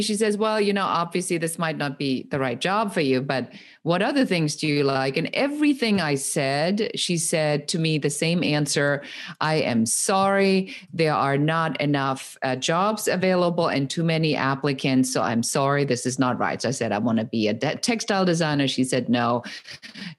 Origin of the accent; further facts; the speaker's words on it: Germany; moved away as an adult; now in Los Angeles, United States; I am originally from Germany and I came to the United States when I was in my early 20s